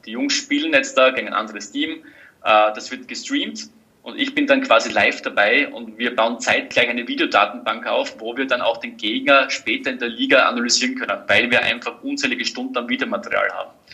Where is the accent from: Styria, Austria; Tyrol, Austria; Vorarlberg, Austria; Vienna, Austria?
Styria, Austria; als Steirer